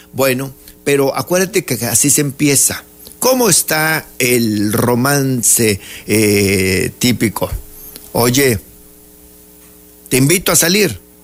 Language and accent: Spanish; Tabasco, Mexico; Soy el único tabasqueño